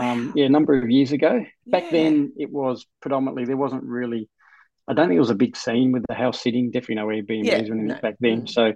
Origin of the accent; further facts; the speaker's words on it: Queensland, Australia; also born or lived in Perth, Western Australia; So I was born and grown up for the first couple of years in Perth before moving to Queensland for a number of years. I think we're about there for about 6 or 7 years.